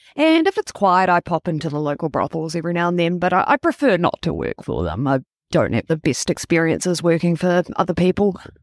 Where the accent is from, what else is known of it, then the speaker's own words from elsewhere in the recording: Wellington, New Zealand; also born or lived in Toronto, Canada / Tauranga / Auckland; I moved to Wellington when I was six years old, and I got the accent bullied out of me in school.